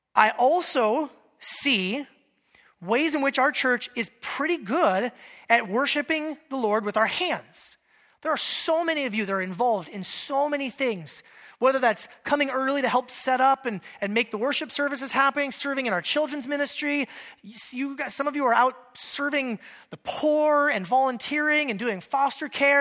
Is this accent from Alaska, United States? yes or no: yes; Alaska, United States; moved away; I grew up in Alaska.